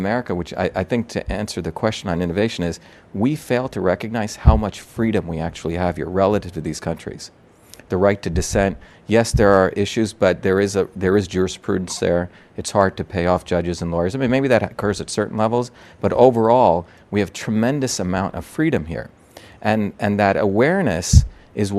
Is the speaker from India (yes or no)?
yes; India; moved away; I'm from India